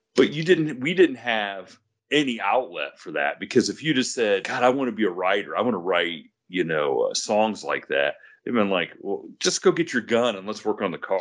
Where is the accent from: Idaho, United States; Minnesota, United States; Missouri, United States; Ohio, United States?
Ohio, United States; where I grew up in Ohio